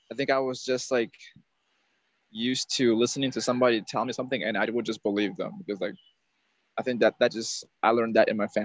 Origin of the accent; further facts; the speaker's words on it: Peru; born there; Like if you go to like the country where I was born in Peru, like people are not that tall.